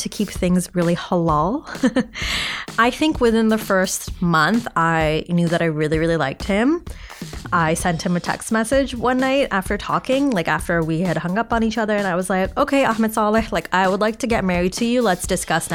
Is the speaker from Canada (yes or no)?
yes; Toronto, Ontario, Canada; I was born and raised in Toronto, but my parents are Bangladeshi.